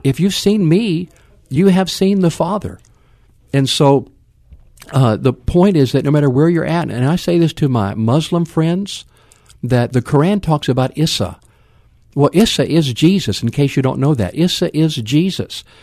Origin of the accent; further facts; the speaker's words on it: West Coast, United States; now in San Antonio, United States; born on the East Coast, raised on the West Coast